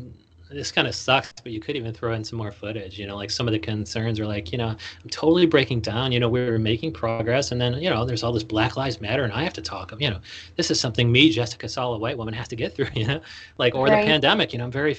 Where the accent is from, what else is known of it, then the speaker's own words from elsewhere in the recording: Chicago, Illinois, United States; moved away as an adult; also born or lived in Astoria, New York; now in New York, United States; I'm from Chicago, so I'm here in New York right now